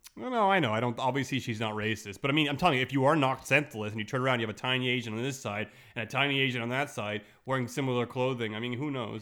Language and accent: English; Montreal, Quebec, Canada; I'm from Montreal